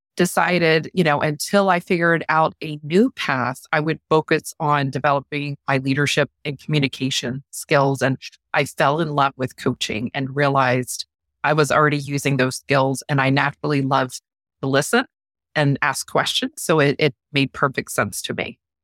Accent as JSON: {"language": "English", "town": "Norfolk", "region": "Virginia", "country": "United States", "tie": "born or raised there", "said": "I'm a native Virginian. I'm about, uh, hours south of D C. I'm originally from Norfolk area and Hampton Roads area, so I've always been in this area."}